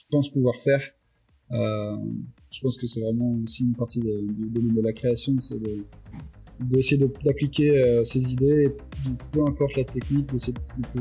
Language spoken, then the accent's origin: French; Réunion; moved away as an adult; now in Lyon, France; à l'origine, je viens de La Réunion. Et je suis arrivé à Lyon pour mes études il y a, il y a maintenant 13 ans.